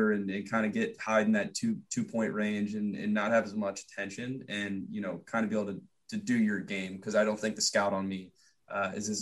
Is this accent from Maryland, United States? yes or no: yes; Annapolis, Maryland, United States; I'm Annapolis